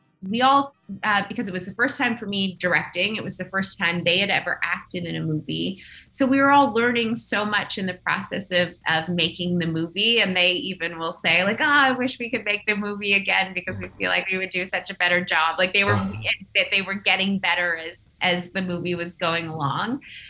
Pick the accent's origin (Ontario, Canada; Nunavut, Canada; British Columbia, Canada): Nunavut, Canada; I'm Inuk. I grew up in Nunavut